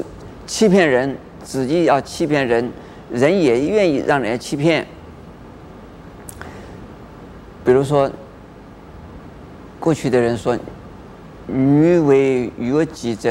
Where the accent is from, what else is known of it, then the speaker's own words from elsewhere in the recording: China; 我们中国人。有这么一句啊俗话：“人要衣装，佛要金装。”